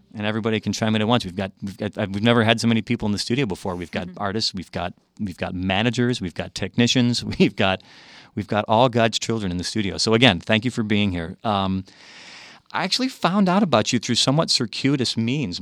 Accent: Chicago, Illinois, United States; I was raised in Chicago, but had relatives in the South

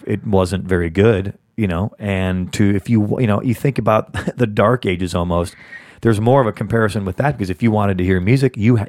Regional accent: Chicago, Illinois, United States; moved away; also born or lived in California; I come from the Chicago area, but I have very, very deep roots in the South and Northern Alabama area.

